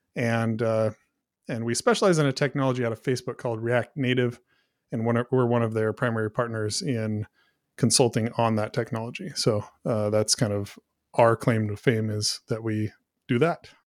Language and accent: English; Pacific Northwest, United States; now in Brush Prairie, Washington, United States; I grew up in the Pacific Northwest